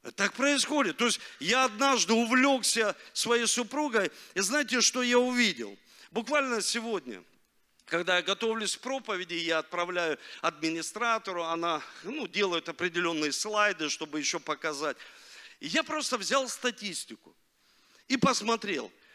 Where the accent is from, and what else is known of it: Rostov-on-Don, Rostov Oblast, Russia; born or raised there; also born or lived in Leningrad (Saint Petersburg)